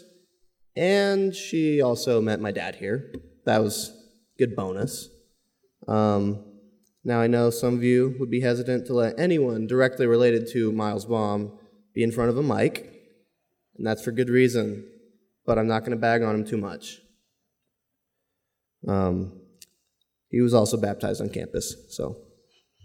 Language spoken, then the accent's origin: English; Omaha, Nebraska, United States; I was born and raised in Omaha, so I grew up coming to this campus